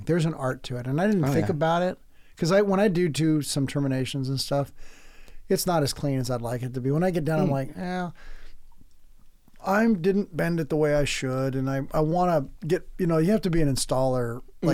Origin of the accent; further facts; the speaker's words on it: San Diego, California, United States; also born or lived in Florida; now in Oregon, United States; I'm from San Diego itself, like the North County and El Cajon